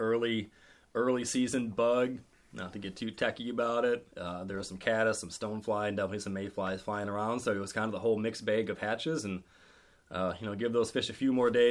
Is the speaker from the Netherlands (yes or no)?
no; Wisconsin, United States; moved away as an adult; now in Maine, United States; I grew up in Wisconsin